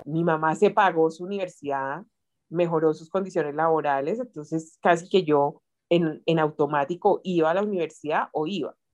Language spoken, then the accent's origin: Spanish; Bogotá, Colombia; yo nací en Bogotá.